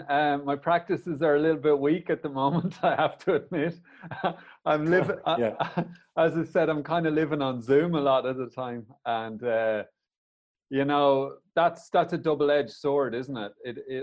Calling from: Lahinch, Munster, Ireland; I'm coming here from Lahinch on the west coast of Ireland. It's actually quite a rural place, relatively speaking.

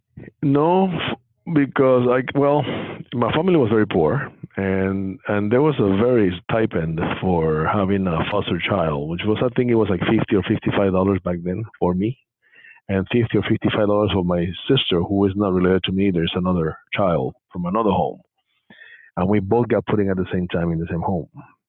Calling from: San Jose, California, United States; From San Jose, California.

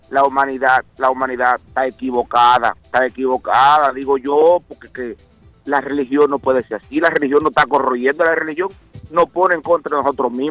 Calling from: Dorchester, Massachusetts, United States; Buenos días, muchachos, soy yo … de Dorchester.

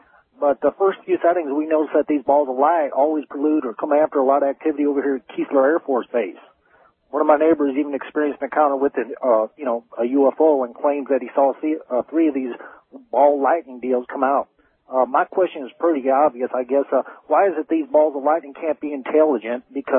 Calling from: Biloxi, Mississippi, United States; I'm calling from Biloxi, Mississippi.

